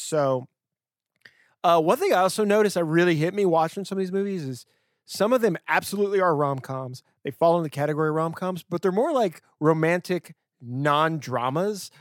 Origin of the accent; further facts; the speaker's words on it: Louisiana, United States; I'm from Louisiana